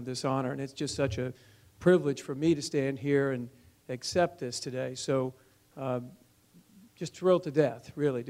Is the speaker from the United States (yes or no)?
yes; Shreveport, Louisiana, United States; now in New Orleans, United States; as a kid growing up in Shreveport, I was one of the lone Saints fans in North Louisiana.